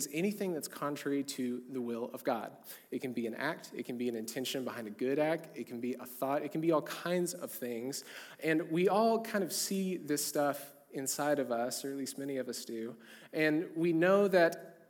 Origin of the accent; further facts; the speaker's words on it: a small town in southern Oklahoma, United States; now in Edmond, United States; I'm from a small town in southern Oklahoma where it's really common to own a decent amount of cattle, and my parents were certainly in that crew. We, like, had 60 to 100 head of cattle, like, at any given time my entire life